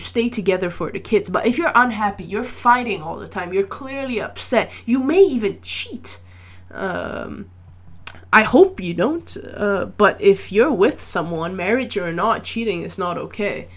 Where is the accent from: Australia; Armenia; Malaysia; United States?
Malaysia; I grew up in Malaysia